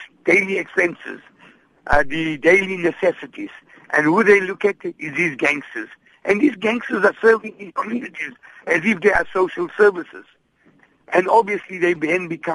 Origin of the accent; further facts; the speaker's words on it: Gauteng, South Africa; now in Cape Town, South Africa; I come from Gauteng, and I know in the Gauteng area, practically every town has an indoor facility